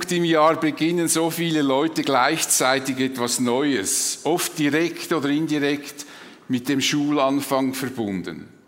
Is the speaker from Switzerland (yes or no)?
yes; Switzerland; Das ist vielleicht für uns als Schweizer wie eine Selbstverständlichkeit.